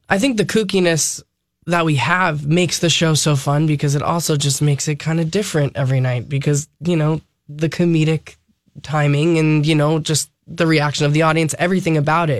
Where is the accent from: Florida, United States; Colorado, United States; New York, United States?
New York, United States; Long Island; I grew up on Long Island